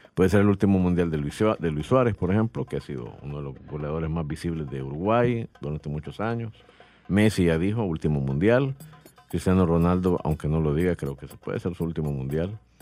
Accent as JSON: {"language": "Spanish", "country": "El Salvador", "said": "como salvadoreños bayunco que somos"}